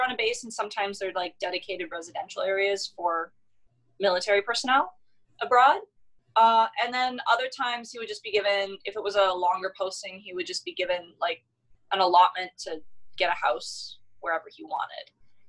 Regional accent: Calgary, Alberta, Canada; I was born in Rocky View Hospital in Calgary, Alberta.

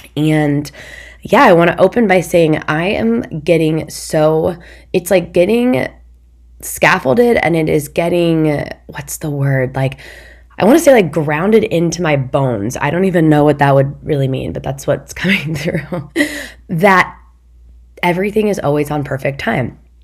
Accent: Midwest, United States; I'm from the Midwest

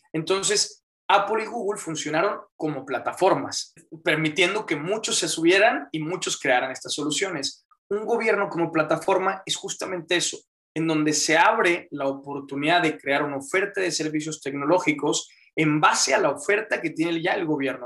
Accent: Monterrey, Nuevo León, Mexico; me metí a mecatrónica aquí en, en Monterrey, Nuevo León, eh, aquí he estado, soy mexicano

